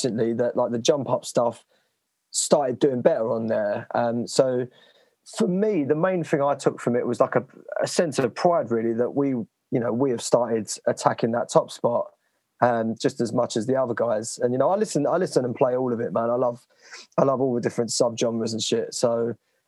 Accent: Romford, London, United Kingdom; I grew up in Romford, which is fairly renowned for its like bars and sort of terrible clubs

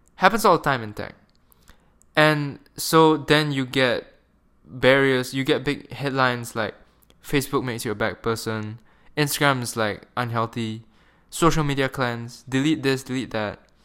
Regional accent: Malaysia; moved away as an adult; I'm a Malaysian, and I grew up in Malaysia for, like, eighteen years of my life

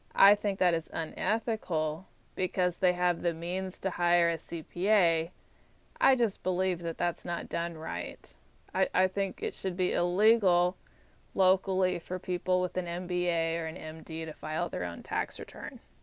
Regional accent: Texas, United States; moved away as an adult; also born or lived in Georgia; now in Washington, D.C., United States; I'm from Texas

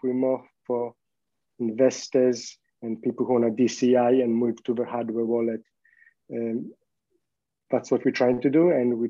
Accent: Poland; English is a second language; now in Australia; Growing up in Poland, you think, in East Europe in the 90s, like you really think especially as a kid, you have these kind of completely unrealistic expectations.

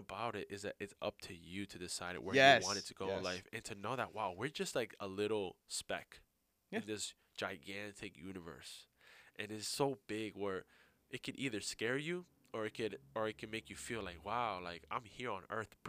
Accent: New York, United States; That's how I grew up. You know, I grew up in New York.

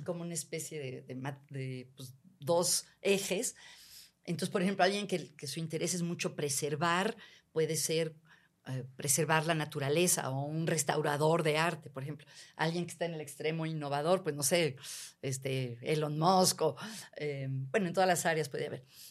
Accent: Mexico; mexicanos en general tenemos niveles muy altos de felicidad

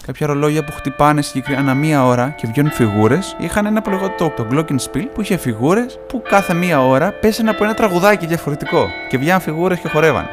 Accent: Greece; εγώ είμαι από την Ελλάδα

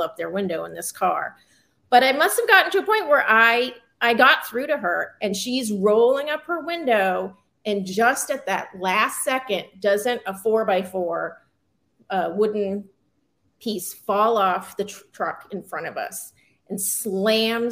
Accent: Massachusetts, United States; I grew up in Massachusetts

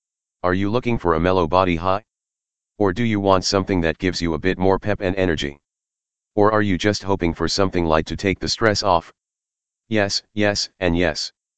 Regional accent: England, United Kingdom; The next day when I woke up, I realized the best thing I could do, as an Englishman, was just live with the lie for the rest of my short stay in this house

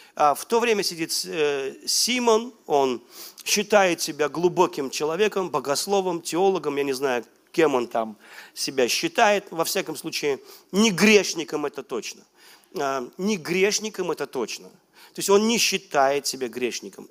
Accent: Velikiye Luki, Pskov Oblast, Russia; moved away; я был у себя на малой родине, в Великих Луках

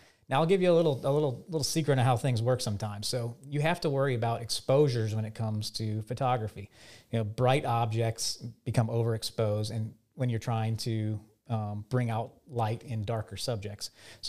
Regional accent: Lafayette, Louisiana, United States; also born or lived in Denver, United States / Baton Rouge, United States; I was born in Denver, Colorado. Okay. So I've lived in the Rocky Mountains for a few years, but I did all my schooling here in Lafayette or in Baton Rouge.

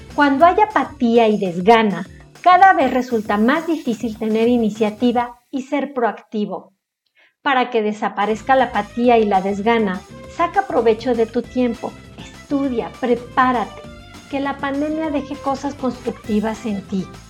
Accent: Mexico; Como mexicanos somos muy apapachadores

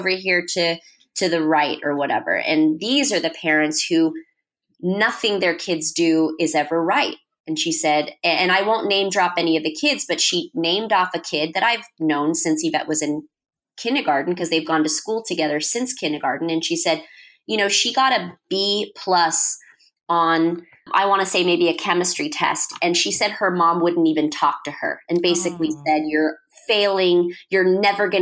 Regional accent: Fremont, California, United States; now in Los Angeles, United States; my hometown, which is Fremont.

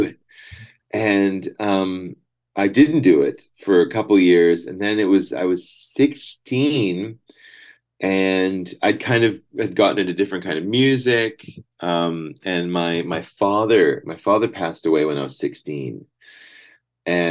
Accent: Salmon Arm, British Columbia, Canada; moved away as an adult; also born or lived in Vancouver / Brazil; now in Berlin, Germany; I grew up in Salmon Arm, not far from where you are.

